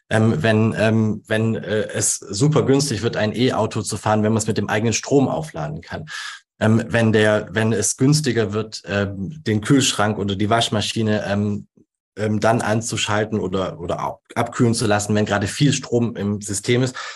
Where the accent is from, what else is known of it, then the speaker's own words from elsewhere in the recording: Baden-Württemberg, Germany; Ja, also wo, wo wir früher in Baden-Württemberg, wo ich herkomme, acht Jahre gebraucht haben, um Windrad äh, zu errichten